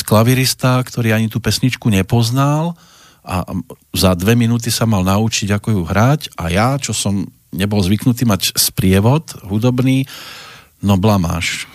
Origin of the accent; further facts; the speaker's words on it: Prievidza, Trenčín Region, Slovakia; keď u nás v Prievidzi zakladali taký športový klub, sa volal Elán, tak e, som bol na prvom futbalovom tréningu